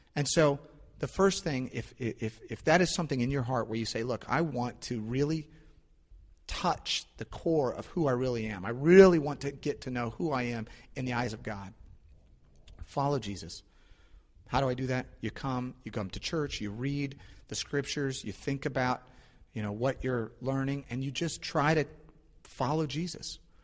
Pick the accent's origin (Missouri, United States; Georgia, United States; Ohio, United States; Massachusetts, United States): Missouri, United States; St. Louis; moved away; I'm from St. Louis